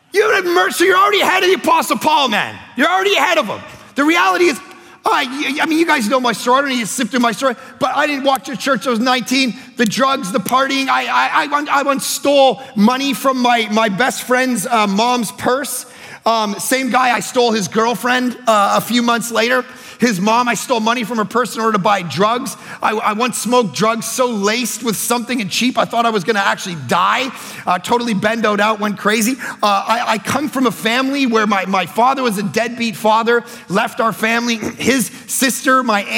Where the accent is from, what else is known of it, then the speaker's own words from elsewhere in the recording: Toronto, Ontario, Canada; I grew up in Toronto